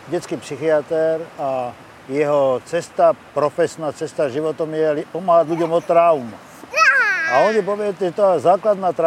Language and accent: Slovak; Terezín, Ústí nad Labem Region, Czechia; born there; Ja ti neviem povedať, aký by som bol iný človek, keby som sa narodil eh, inde ako v Terezine.